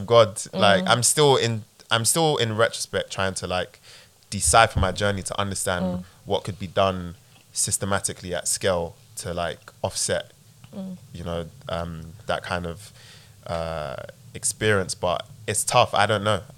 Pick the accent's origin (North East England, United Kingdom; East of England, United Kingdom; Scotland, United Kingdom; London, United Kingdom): London, United Kingdom; I grew up in Peckham